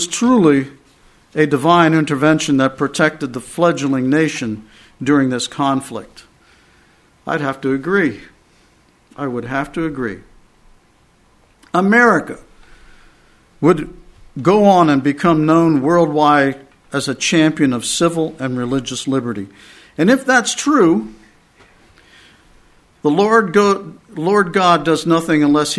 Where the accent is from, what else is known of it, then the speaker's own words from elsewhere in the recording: Pennsylvania, United States; now in Texas, United States; I'm from Pennsylvania